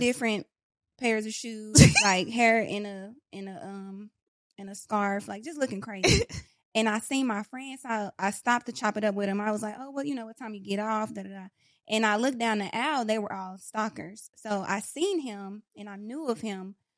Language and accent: English; Dallas, Texas, United States; also born or lived in Pleasant Grove / Oak Cliff; I was born and raised in East Dallas Projects